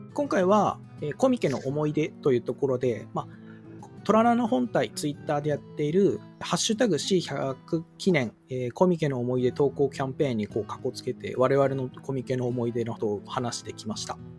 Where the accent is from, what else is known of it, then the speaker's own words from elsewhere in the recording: Japan; 私とかこう地方出身者